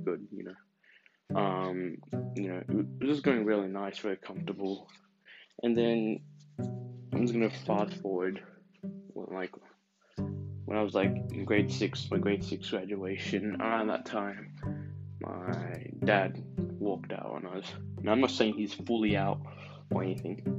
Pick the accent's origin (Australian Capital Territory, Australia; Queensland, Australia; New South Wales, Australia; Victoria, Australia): Victoria, Australia; Melbourne; I was born in Melbourne, Australia